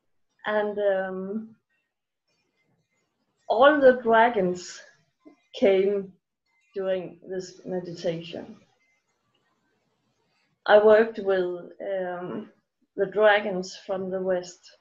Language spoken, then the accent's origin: English; Denmark; I'm from Denmark